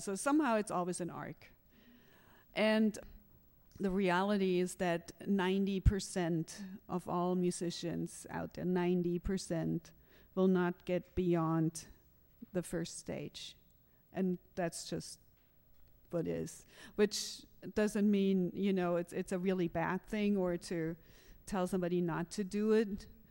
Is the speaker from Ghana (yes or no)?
no; Germany; moved away as an adult; I grew up in Germany